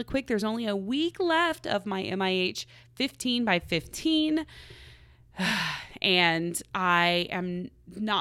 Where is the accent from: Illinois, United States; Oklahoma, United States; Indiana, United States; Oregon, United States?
Oklahoma, United States; now in Los Angeles, United States; I'm from Oklahoma, so we had lots of tornadoes.